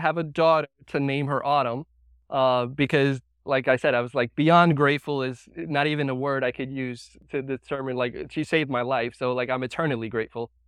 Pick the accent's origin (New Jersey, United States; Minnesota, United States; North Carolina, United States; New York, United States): New York, United States; I was, uh, born and raised in New York